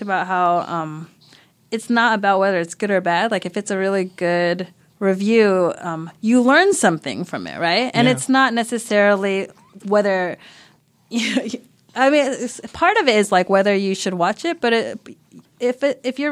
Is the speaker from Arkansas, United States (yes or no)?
no; California, United States; I live a fine Asian American life because I grew up in California